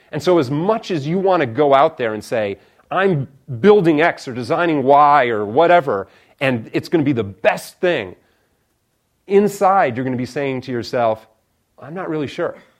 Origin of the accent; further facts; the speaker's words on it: Chicago, Illinois, United States; moved away as an adult; also born or lived in Stanford, California; I come from Illinois originally